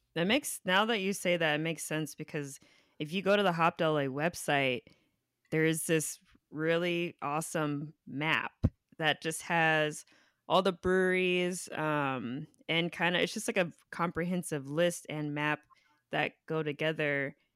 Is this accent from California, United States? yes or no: yes; Inland Empire, California, United States; moved away as an adult; now in Los Angeles, United States; I moved here after I graduated from college, but I, I grew up in the Inland Empire